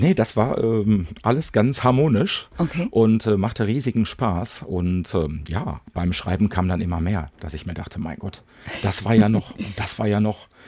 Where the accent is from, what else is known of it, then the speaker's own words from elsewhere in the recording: Bochum, North Rhine-Westphalia, Germany; bei uns in Bochum gab es damals das Heusner Viertel